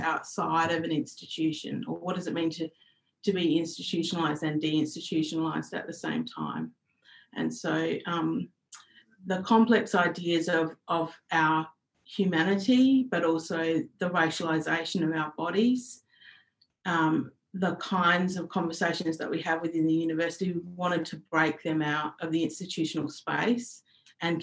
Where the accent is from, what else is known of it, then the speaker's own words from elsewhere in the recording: Kaurna country, South Australia, Australia; also born or lived in Nullarbor; My family are Mirning. We're from the Nullarbor, and I've grown up on Kaurna country